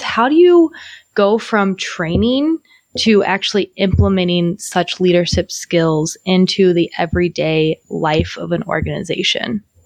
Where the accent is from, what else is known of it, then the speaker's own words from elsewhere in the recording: Illinois side of St. Louis, United States; moved away; also born or lived in Milwaukee; I'm from the Illinois side, but yeah, okay. I'm from the area